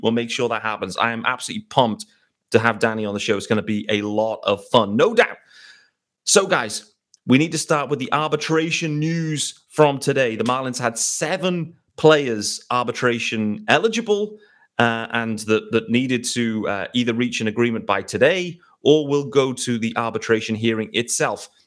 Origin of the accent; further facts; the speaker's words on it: United Kingdom; as a British guy